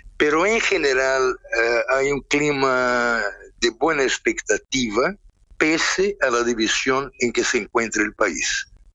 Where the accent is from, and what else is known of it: Brazil